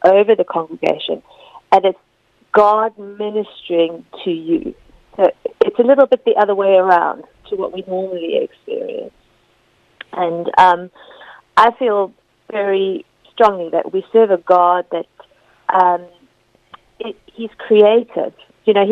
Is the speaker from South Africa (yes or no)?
yes; South Africa; moved away as an adult; also born or lived in Leicester, United Kingdom; now in United Kingdom; I moved to South Africa, and I did sort of I grew up there